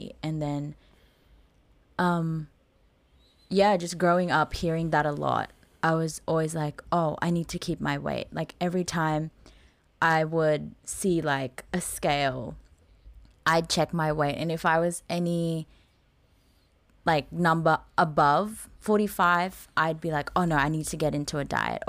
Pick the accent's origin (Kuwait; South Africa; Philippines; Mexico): Philippines; moved away; growing up in the Philippines